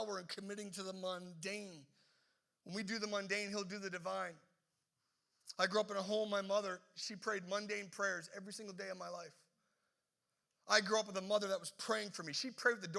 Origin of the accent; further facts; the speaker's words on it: the East Coast, Atlantic Canada, Canada; now in Halifax, Canada; growing up in the East Coast